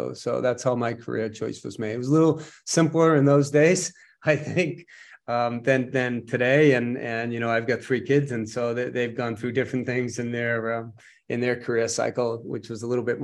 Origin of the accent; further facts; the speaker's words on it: Boston, Massachusetts, United States; I was born and raised in Boston. Yeah, just outside of Boston, about 15, 20 miles north of Boston